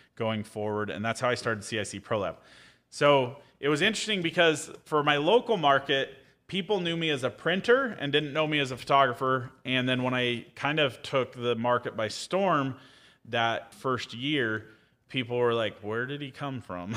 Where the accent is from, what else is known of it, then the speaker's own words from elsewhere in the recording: Caldwell, Idaho, United States; I was born in Caldwell, Idaho